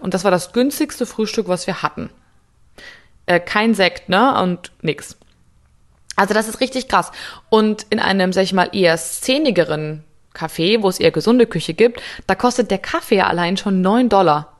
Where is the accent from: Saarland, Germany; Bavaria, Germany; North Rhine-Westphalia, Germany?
Bavaria, Germany; Munich; Ich komme aus München